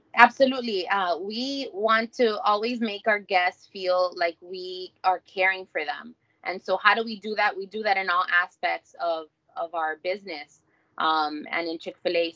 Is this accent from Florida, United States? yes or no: yes; Miami, Florida, United States; also born or lived in Hialeah, Florida; I was born in Hialeah and have been raised in in Miami my whole life